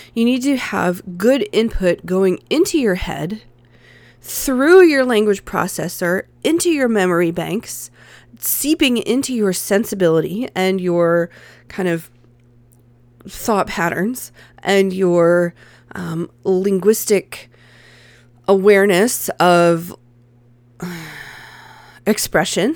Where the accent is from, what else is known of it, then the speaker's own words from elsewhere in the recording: the American South, United States; I'm a Southerner